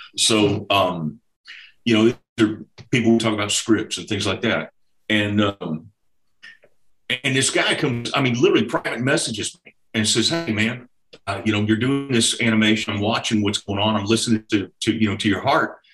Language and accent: English; Houston, Texas, United States; now in Arkansas, United States; I grew up in Houston, Texas. I'm a Texan